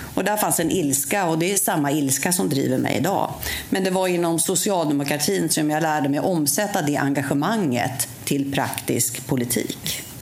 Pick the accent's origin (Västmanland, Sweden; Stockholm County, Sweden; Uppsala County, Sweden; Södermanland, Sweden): Uppsala County, Sweden; Uppsala; jag mötte hemma i Uppsala